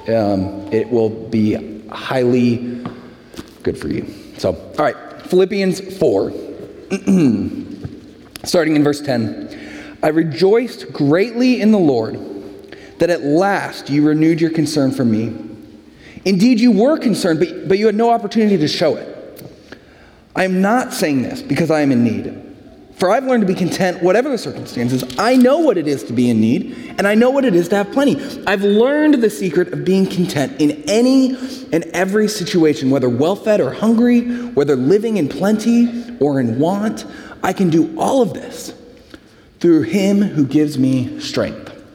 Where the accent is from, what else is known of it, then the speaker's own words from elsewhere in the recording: San Francisco, California, United States; moved away; I'm from San Francisco